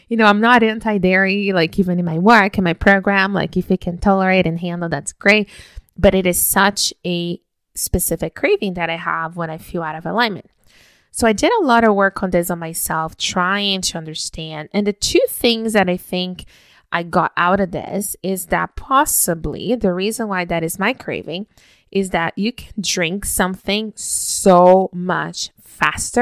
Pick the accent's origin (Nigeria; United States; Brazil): Brazil; moved away; growing up in Brazil, we woke up every single morning with my parents bringing us a hot cup of hot chocolate